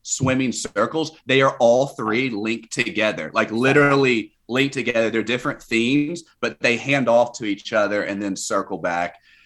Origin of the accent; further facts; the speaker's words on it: Kentucky, United States; I'm from Kentucky